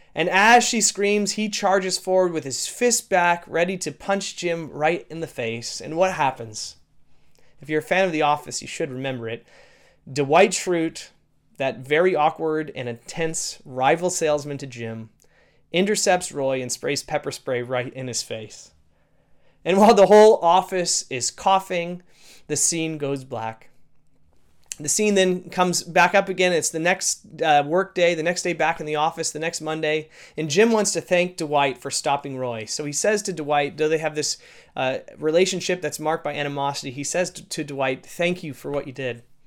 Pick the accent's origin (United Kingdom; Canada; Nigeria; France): Canada; being a Canadian citizen